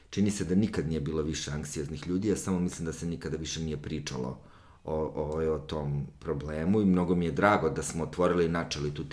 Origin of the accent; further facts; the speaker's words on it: Užice, Zlatibor District, Serbia; jer ja sam iz Užica